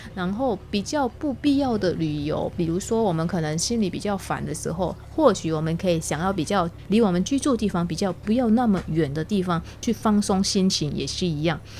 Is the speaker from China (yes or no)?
no; Taiwan; 我们台湾这边